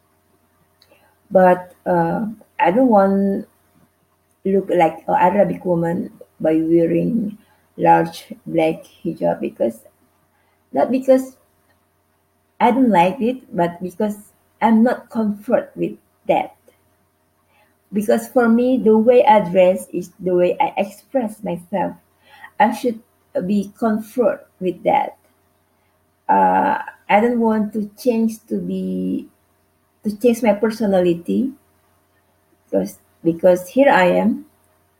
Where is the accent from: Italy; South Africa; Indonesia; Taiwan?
Indonesia; from Indonesia.